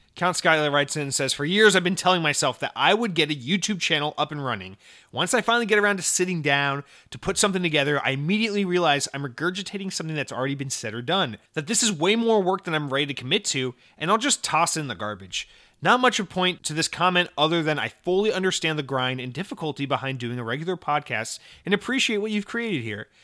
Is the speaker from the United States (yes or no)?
yes; Atlanta, Georgia, United States; I'm from Atlanta